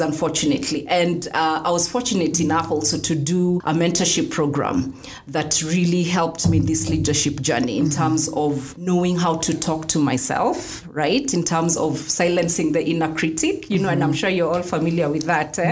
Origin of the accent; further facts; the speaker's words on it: Kenya; And I'm a Kenyan. And I love being a Kenyan